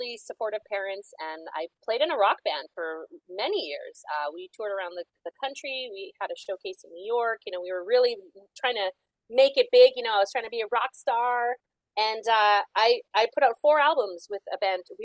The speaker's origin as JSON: {"language": "English", "town": "Calgary", "region": "Alberta", "country": "Canada", "moved": "yes", "lives_now": "Toronto, Canada", "said": "So I'm originally from the Prairies. So I'm from Calgary, Alberta."}